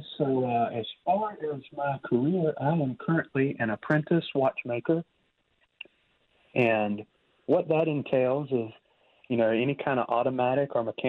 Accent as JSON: {"language": "English", "town": "Columbia", "region": "South Carolina", "country": "United States", "said": "Like, for instance, for me, I'm from Columbia, South Carolina."}